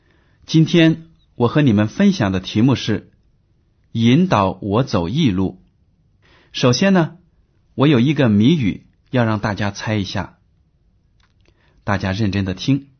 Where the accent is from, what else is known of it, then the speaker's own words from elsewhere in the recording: China; 比如说吧，我们中国人大多数都习惯用筷子吃饭，对不对啊？